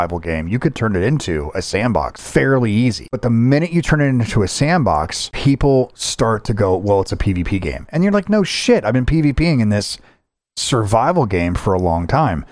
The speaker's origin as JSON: {"language": "English", "country": "United States", "said": "I'm an American"}